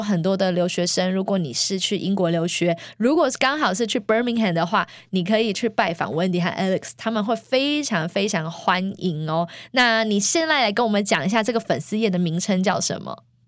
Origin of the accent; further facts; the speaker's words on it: Taiwan; now in United States; 我小时候在台湾，只要每一次生病，我奶奶哦，就会煮咸粥